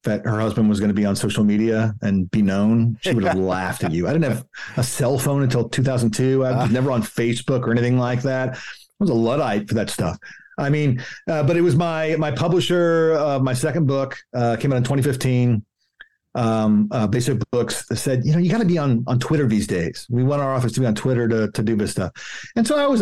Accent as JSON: {"language": "English", "region": "Tennessee", "country": "United States", "said": "I'm from Tennessee"}